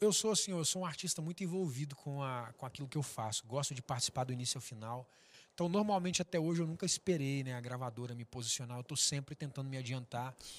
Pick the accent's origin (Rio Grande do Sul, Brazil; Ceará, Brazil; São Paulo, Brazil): São Paulo, Brazil; Artur Nogueira; sou de Arthur Nogueira, todo mundo acha que eu sou do Rio, da capital